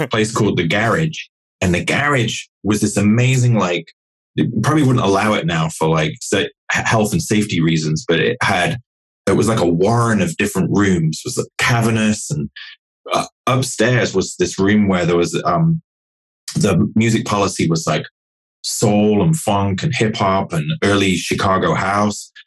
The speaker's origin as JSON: {"language": "English", "town": "Nottingham", "region": "East Midlands", "country": "United Kingdom", "tie": "born or raised there", "said": "I grew up in Nottingham in in the middle of England"}